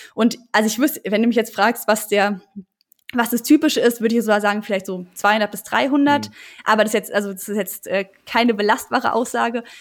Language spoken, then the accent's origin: German; Germany; now in Heidelberg, Germany; Main komme ich eher her, aber ich würde sagen Neckar